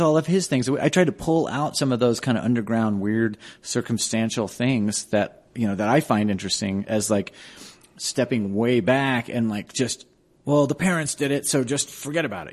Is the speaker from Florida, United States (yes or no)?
no; Denver, Colorado, United States; also born or lived in Boulder, Colorado; I grew up on Hamden and Colorado Boulevard